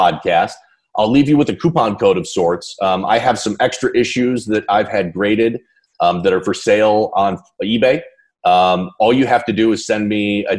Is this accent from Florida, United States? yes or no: no; Chicago suburbs, Illinois, United States; I was born in the Chicago suburbs